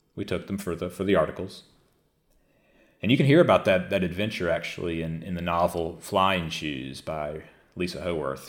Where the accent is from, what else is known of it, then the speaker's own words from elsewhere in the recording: the Mississippi Delta, United States; growing up in the Delta, as I did as a, as a younger child